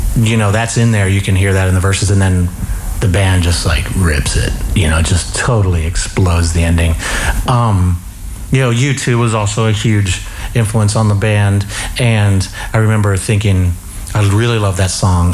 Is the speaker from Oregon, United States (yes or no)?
no; York, Pennsylvania, United States; moved away as an adult; growing up in York, Pennsylvania